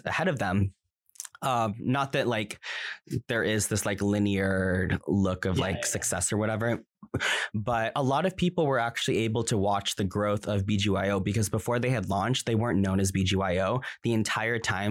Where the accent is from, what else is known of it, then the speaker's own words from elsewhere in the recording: United States; I'm Filipino American and I can't speak Tagalog